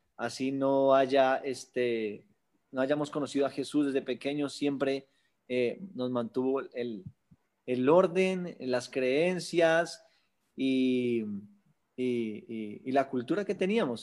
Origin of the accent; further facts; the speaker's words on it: Bogotá, Colombia; yo nací en Bogotá, Colombia, al sur de Bogotá